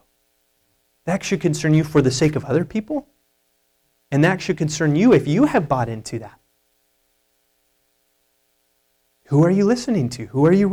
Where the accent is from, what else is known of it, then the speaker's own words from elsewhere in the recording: United States; as American evangelicals